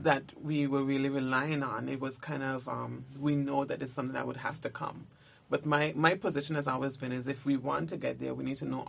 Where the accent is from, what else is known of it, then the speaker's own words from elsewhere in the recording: Anguilla; I think I'm from Anguilla